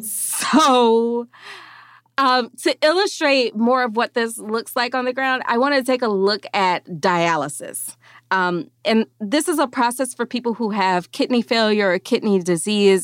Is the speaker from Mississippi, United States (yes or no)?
yes; Mississippi, United States; moved away; I am from a town that has been under a boil water notice since I was a small child.